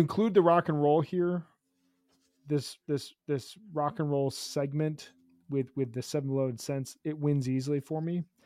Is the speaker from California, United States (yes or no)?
no; Chicago, Illinois, United States; I'm from Chicago